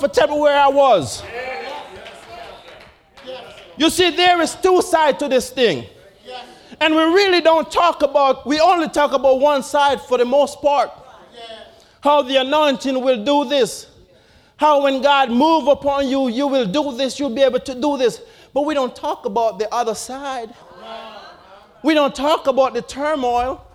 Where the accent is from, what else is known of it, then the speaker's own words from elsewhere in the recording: Jamaica; my earlier years growing up in Jamaica.